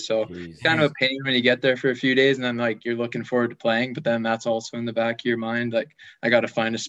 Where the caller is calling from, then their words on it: Fort Saskatchewan, Alberta, Canada; I'm in Fort Saskatchewan, Alberta, just like 15 minutes outside Edmonton.